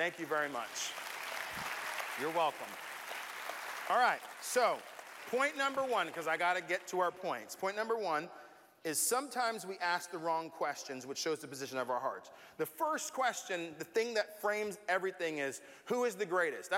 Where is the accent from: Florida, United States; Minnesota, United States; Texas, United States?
Florida, United States; Tampa; growing up in Tampa